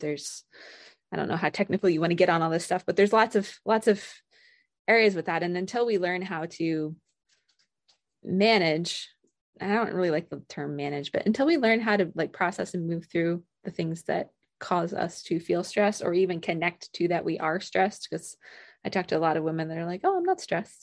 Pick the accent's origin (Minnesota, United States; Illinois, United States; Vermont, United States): Vermont, United States; moved away as an adult; also born or lived in Colorado / Vienna, Austria / Georgia; now in Alaska, United States; I grew up in Vermont.